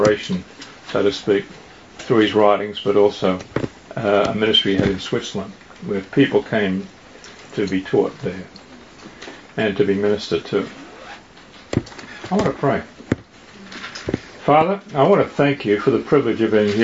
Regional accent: Australia; moved away as an adult; now in United States; I'm from Australia.

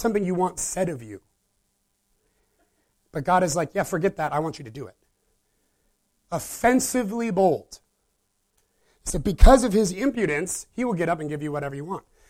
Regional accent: Midwest, United States; I was raised in the Midwest

